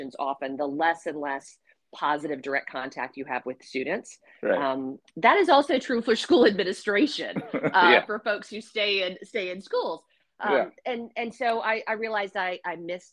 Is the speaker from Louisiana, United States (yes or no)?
no; Virginia, United States; moved away as an adult; also born or lived in Atlanta, Georgia / Nashville, Tennessee; my home state of Virginia